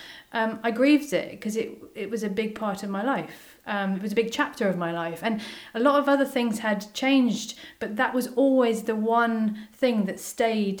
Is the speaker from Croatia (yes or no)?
no; England, United Kingdom; moved away as an adult; also born or lived in Shanghai, China; now in Clonmel, Ireland; Typical English woman